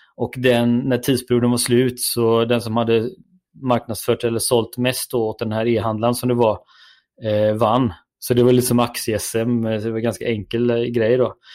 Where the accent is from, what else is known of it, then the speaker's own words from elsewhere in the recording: Gothenburg, Västra Götaland, Sweden; det hör väl alla att jag är från Göteborg